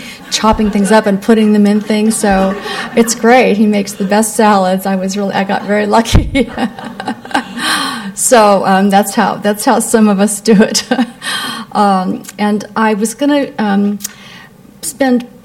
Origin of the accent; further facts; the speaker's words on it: Appalachia, mountains of Kentucky, United States; now in San Francisco, United States; But I was born in Appalachia, actually, up in the mountains of Kentucky, and my parents were missionaries in 1952